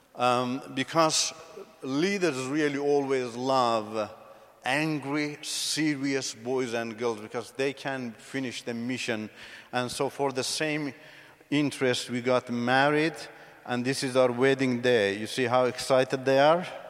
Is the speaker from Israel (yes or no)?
no; beside the Caspian Sea, northern Iran, Iran; moved away as an adult; also born or lived in Turkey / Australia / United States; So, this is my motherland, Iran. I've come from the northern part of Iran, uh, beside the Caspian Sea.